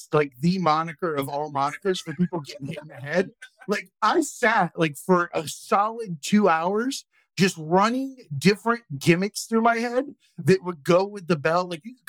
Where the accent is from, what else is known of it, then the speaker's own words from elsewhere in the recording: Okeechobee, Florida, United States; I'm from Okeechobee, Florida, dude.